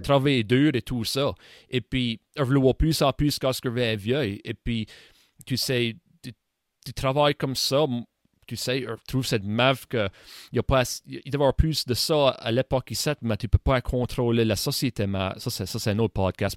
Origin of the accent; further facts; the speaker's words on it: Saint-Joseph, Nova Scotia, Canada; Moi, j'ai été élevé à Saint-Joseph. Hein, j'habite encore à Saint-Joseph.